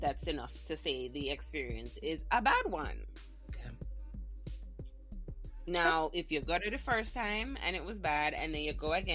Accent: Jamaica; Being Jamaican

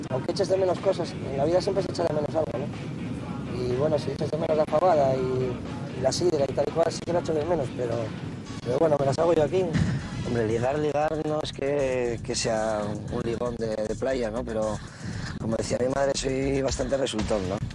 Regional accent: Asturias, Spain; Soy asturiano. Hoy estoy aquí y mañana puedo estar allí. Estuve viviendo en Gijón, Las Palmas, Fuerteventura, Gerona, Valencia, Berlín.

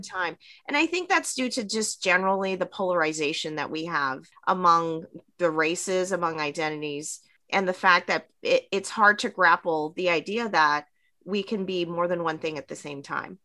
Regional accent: Vancouver, British Columbia, Canada; moved away; also born or lived in Montreal / Hawaii; I grew up in Vancouver. I was actually born in, in Montreal on the East Coast and grew up on the West Coast.

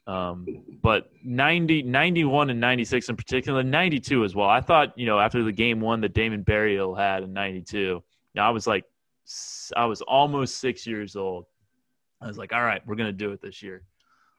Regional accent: Bay Area, California, United States; growing up in the Bay Area

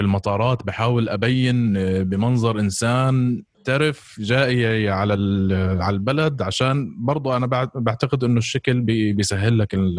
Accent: Palestine; moved away; انا فلسطيني او مهاجر او لاجئ

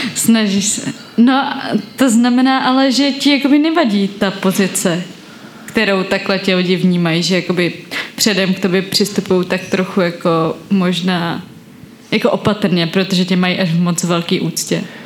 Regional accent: Tábor, South Bohemian Region, Czechia; now in Prague, Czechia; Žila jsem v táboře a pak teď žiju v Praze

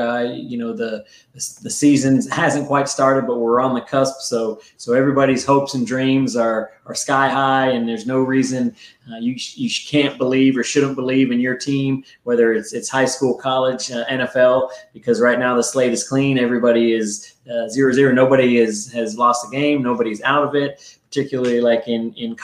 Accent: East Coast, United States; I grew up on the East Coast

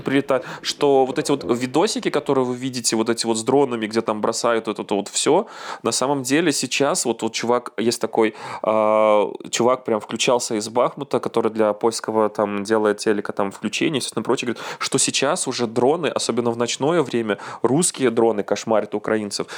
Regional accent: Belarus; moved away as an adult; now in Gdańsk, Poland; я не украинец, а белорус

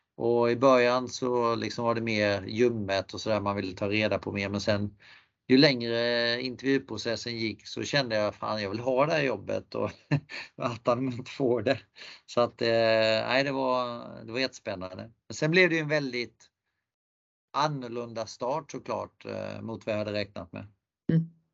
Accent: Sweden; moved away as an adult; also born or lived in Canada / France; komma till Kanada som svensk

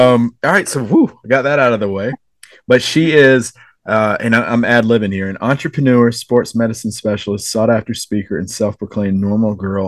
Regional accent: Robeson County, North Carolina, United States; I grew up in Robinson County, North Carolina

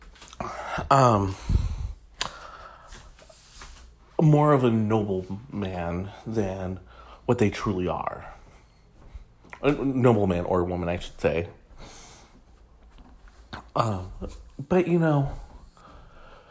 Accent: Michigan, United States; I'm from Michigan myself, we come from two very different towns

